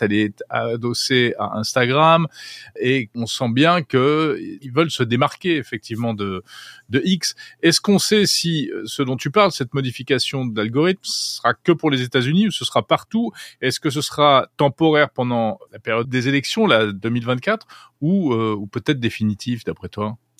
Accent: France; chez nous en France

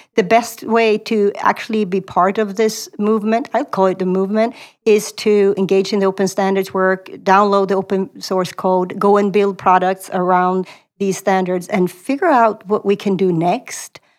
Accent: Sweden; moved away as an adult; also born or lived in Stockholm; now in Silicon Valley, United States; I grew up in Sweden

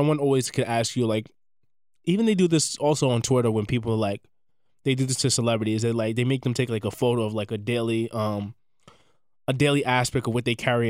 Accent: South Carolina, United States; I'm from Scotts Carolina.

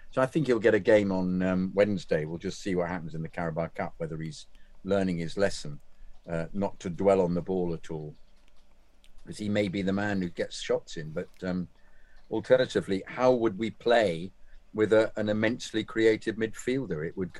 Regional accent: Kennington, London, United Kingdom; but I was raised in Kennington and spent my life at the Bridge.

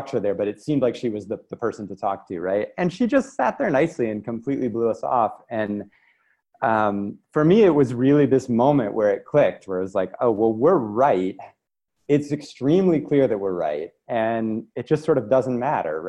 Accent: Lubbock, Texas, United States; moved away; I grew up in West Texas in a town called Lubbock in the Panhandle

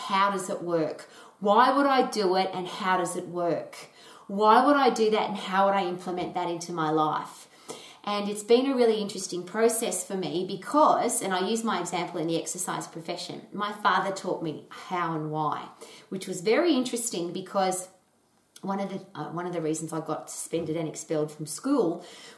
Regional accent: Australia; I was brought up in Australia

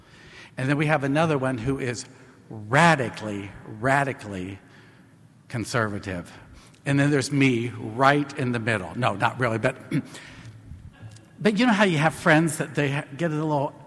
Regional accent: Marion, Indiana, United States; I grew up in Marion, Indiana. I grew up in Indiana.

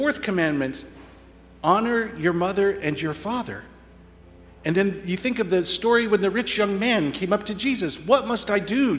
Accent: Indiana, United States; moved away; with my family growing up in Indiana, the flat farmlands of Indiana

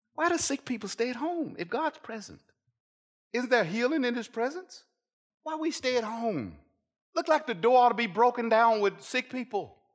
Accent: United States; As an American Christian

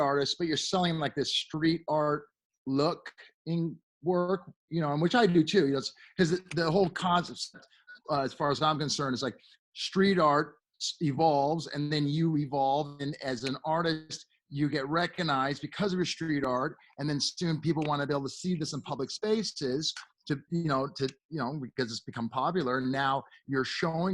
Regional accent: Los Angeles, California, United States; also born or lived in Beverly Hills / San Fernando Valley / Hollywood; Los Angeles. I'm born and raised here.

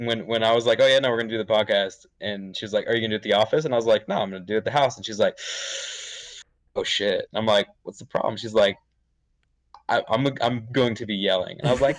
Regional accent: Southern California, United States; I was born and raised in Southern California

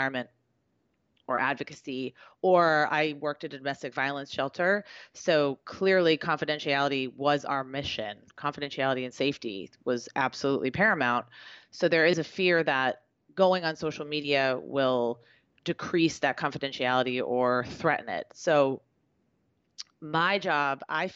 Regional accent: Beverly, Massachusetts, United States; also born or lived in Boston; Where I live, my hometown

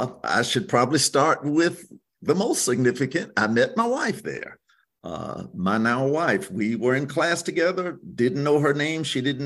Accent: Hampton, South Carolina, United States; I'm a Low Country South Carolina boy. Maternal grandparents were Gullah Geechee. And so grew up in Hampton, South Carolina, Hampton County.

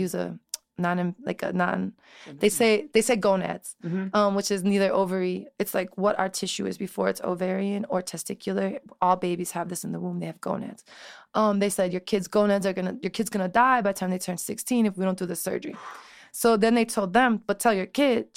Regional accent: Chicago, Illinois, United States; also born or lived in Elmwood Park, Illinois; I grew up in Chicago

